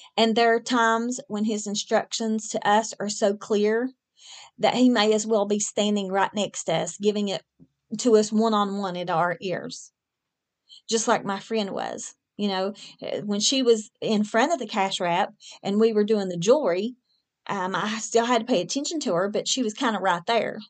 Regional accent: West Virginia, United States; moved away; I'm from West Virginia originally

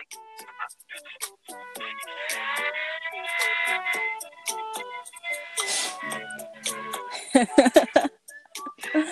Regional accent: Philippines; Yes, I'm indeed Filipino.

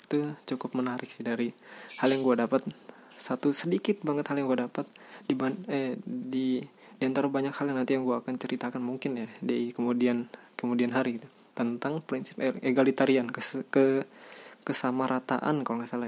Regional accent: Banten, Indonesia; tapi karena gue anak Banten ya gue tumbuh dengan bahasa ini

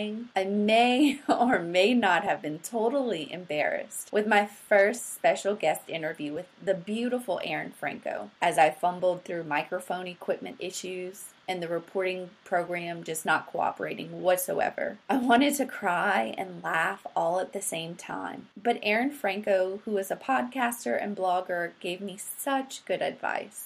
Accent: South Louisiana, United States; I'm from South Louisiana

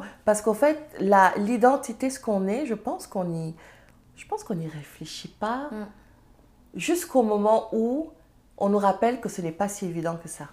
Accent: Serer country, Senegal; first language Serer; French is a second language; now in Canada; suis serrère je parle serrère ma langue, euh, c'est ma langue maternelle

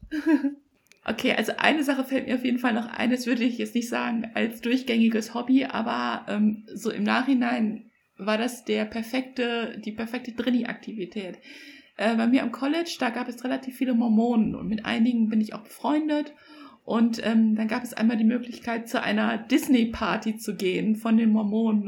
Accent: Germany; ich bin in Deutschland als Einzelkind aufgewachsen

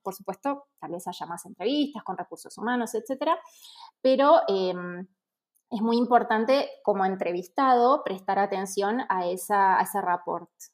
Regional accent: Argentina; moved away as an adult; now in Mexico; soy argentina y vivo en México hace un año

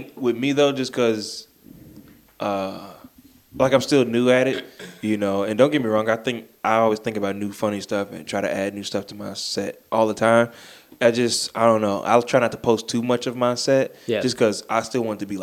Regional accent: Charlotte, North Carolina, United States; I'm from here. Born and raised Charlotte, North Carolina

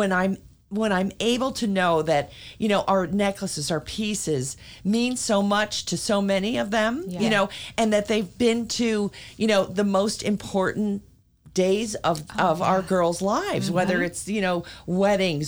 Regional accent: Montclair, New Jersey, United States; I have lived in my hometown for, you know, my whole life

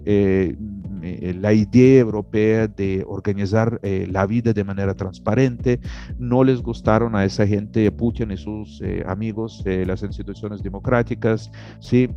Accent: Asian part of Russia, Siberia, Russia; Spanish is a second language; moved away; yo nací en una parte asiática de Rusia, yo nací en Asia

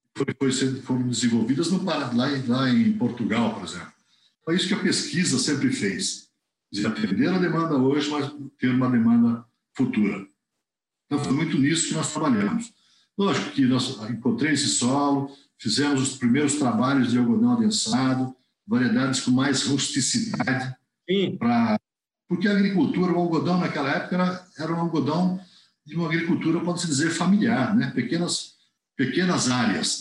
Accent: Jaguariúna, São Paulo, Brazil; eu sou natural aqui de, de Jaguariúna, né? Região metropolitana de Campinas

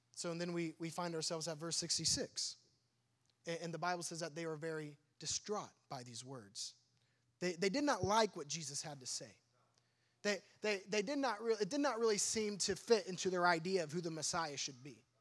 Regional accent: Sullivan, Illinois, United States; moved away; I grew up in a small cornfield, um, about two and a half hours south from here, in a little town called Sullivan

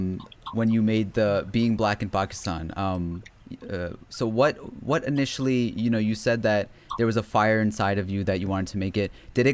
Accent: United States; obviously we grew up in America

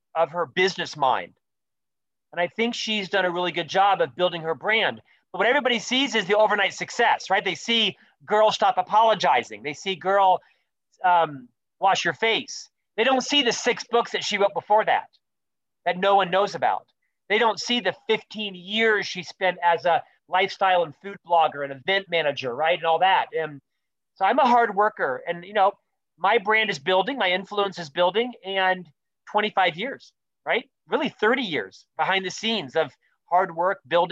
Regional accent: Orlando, Florida, United States; moved away as an adult; also born or lived in London / Chicago / Utah; now in Salt Lake City, United States; I'm from Orlando, Florida, originally. I was a Florida boy

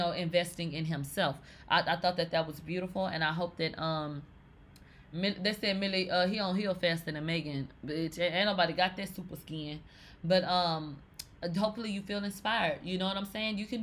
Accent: the South, United States; I'm from the South

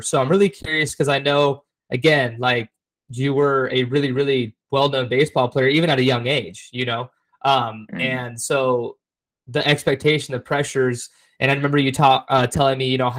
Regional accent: Orange County, California, United States; a lot of us growing up in Orange County

